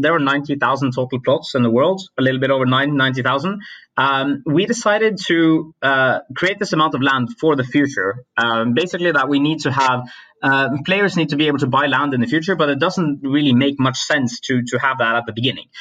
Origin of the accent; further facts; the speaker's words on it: Norway; I come from Norway